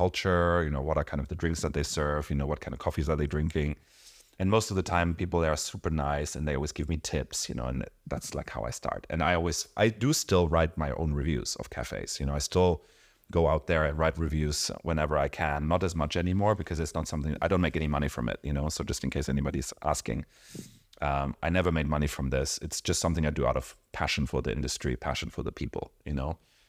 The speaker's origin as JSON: {"language": "English", "country": "Mexico", "tie": "born there", "said": "But I was born in Mexico. I go back almost every year."}